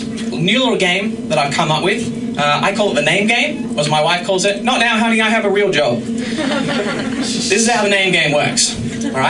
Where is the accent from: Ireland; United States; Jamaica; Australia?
Australia; I am Australian